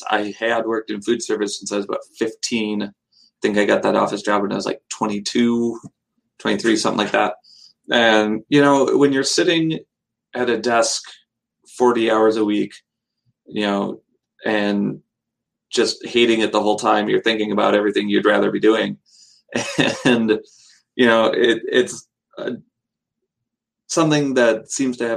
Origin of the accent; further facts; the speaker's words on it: Madison, Wisconsin, United States; I grew up here in Madison, Wisconsin, went to school here